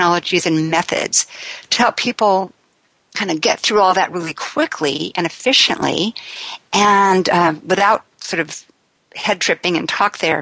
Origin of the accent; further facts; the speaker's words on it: Sacramento, California, United States; I was raised in the Sacramento area of California